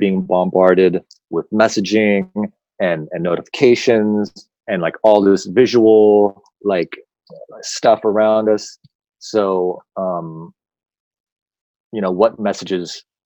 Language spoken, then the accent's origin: English; United States; as an American, I'm saying as American